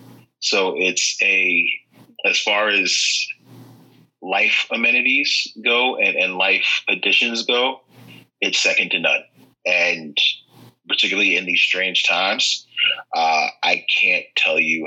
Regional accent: New York City, New York, United States; I grew up in Far Rockaway, very Irish Catholic.

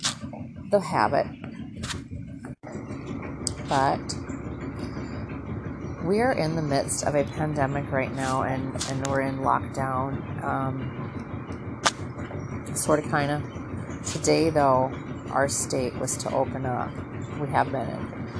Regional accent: Minnesota, United States; now in Southern United States; I hail from Minnesota

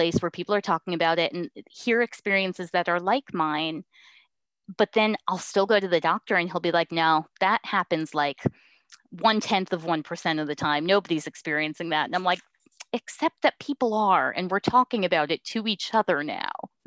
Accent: East Coast, United States; now in West Coast, United States; I grew up on the East Coast and I'm living on the West Coast right now

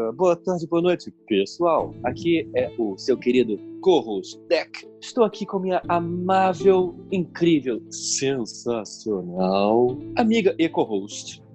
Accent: Niterói, Rio de Janeiro, Brazil; Nós nascemos em Niterói

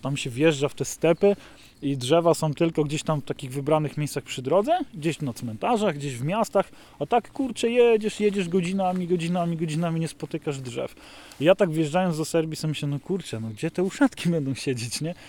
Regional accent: Nowy Targ, Lesser Poland, Poland; jako mały chłopak, kiedy patrzyłem, jak małe puszczyki tutaj wyglądały na mnie

